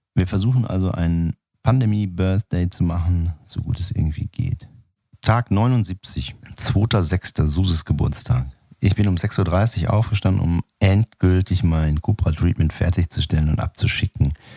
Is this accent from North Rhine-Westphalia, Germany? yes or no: yes; Sauerland, North Rhine-Westphalia, Germany; moved away; ich war ja in meiner Kindheit im Sauerland Messdiener